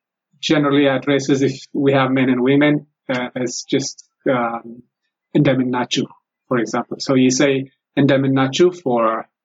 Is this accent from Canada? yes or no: no; Ethiopia; first language Amharic; English is a second language; A local university in Ethiopia. And that's Amharic is my native language.